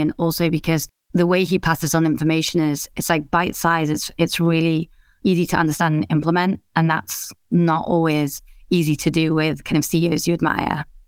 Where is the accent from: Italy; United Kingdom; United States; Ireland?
United Kingdom; England; also born or lived in India; I grew up in England, uh, which is also where I live now.